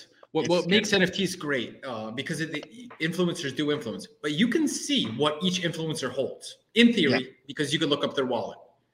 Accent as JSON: {"language": "English", "town": "Philadelphia", "region": "Pennsylvania", "country": "United States", "said": "I'm from Philly too"}